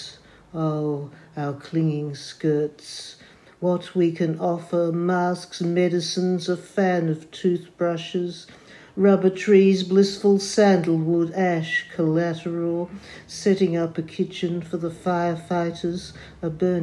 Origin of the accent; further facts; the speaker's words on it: Melbourne, Victoria, Australia; I'm from Melbourne, Australia.